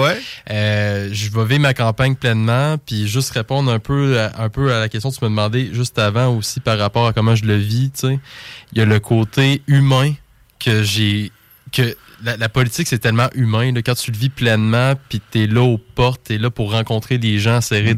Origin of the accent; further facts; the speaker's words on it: Lévis, Quebec, Canada; pour moi, Lévis, c'est ma ville, c'est ma place.